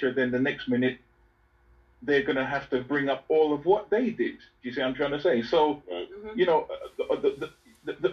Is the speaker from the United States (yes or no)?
yes; United States; now in United Kingdom; I grew up in America